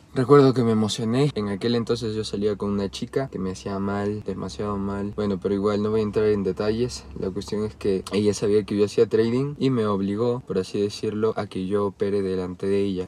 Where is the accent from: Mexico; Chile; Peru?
Peru